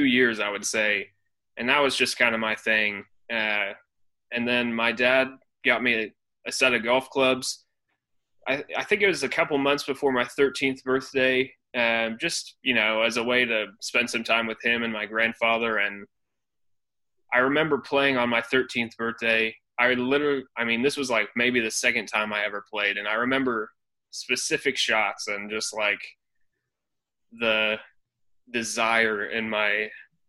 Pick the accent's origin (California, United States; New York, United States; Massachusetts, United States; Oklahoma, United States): Oklahoma, United States; Oklahoma City; I'm from Oklahoma City. I was born here. I've been here all my life.